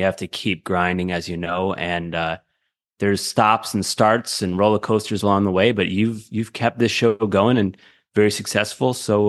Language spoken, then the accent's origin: English; Syracuse, New York, United States; You know, I'm a kid from Central New York, Syracuse, New York.